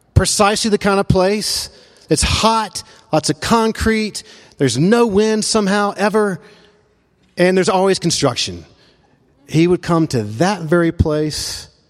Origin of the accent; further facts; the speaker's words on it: Memphis, Tennessee, United States; now in Asheville, United States; he and I grew up in Memphis